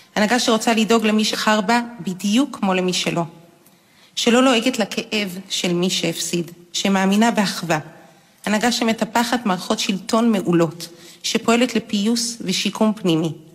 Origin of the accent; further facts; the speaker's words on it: Jerusalem, Jerusalem District, Israel; אני יהודייה, דתייה, ציונית דתית, לאומית, פמיניסטית, ירושלמית